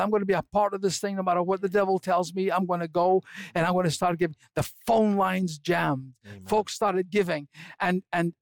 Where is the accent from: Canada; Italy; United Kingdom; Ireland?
United Kingdom; Scotland; I'm a Scotsman